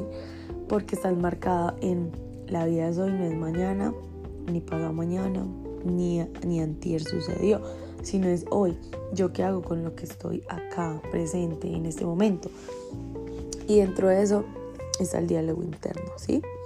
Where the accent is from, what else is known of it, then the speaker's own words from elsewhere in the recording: Colombia; estuve en, mi pueblo natal y había ferias y fiestas. O sea, en Colombia ferias y fiestas